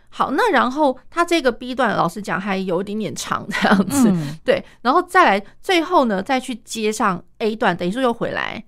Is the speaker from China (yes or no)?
no; Taiwan; 像我们，我们台湾这边的话